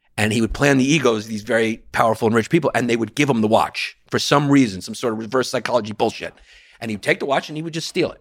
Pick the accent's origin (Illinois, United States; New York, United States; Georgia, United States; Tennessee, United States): New York, United States; I'm a lifelong New Yorker